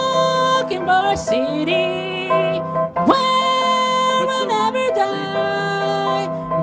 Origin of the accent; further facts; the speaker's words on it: Salisbury, North Carolina, United States; my friends at my hometown church, Gospel Light Baptist Church in Salisbury, North Carolina